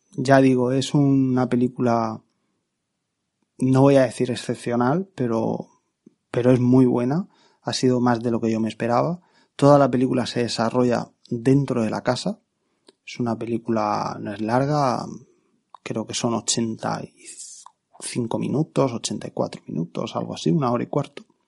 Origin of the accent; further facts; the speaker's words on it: Region of Murcia, Spain; en mi tierra, Murcia